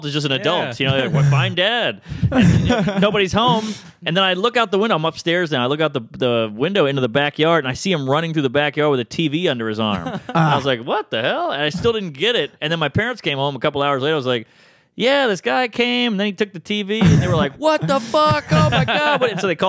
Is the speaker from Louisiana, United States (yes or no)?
yes; New Orleans, Louisiana, United States; I lived in the worst neighborhood. I'm from New Orleans. It was a horrible neighborhood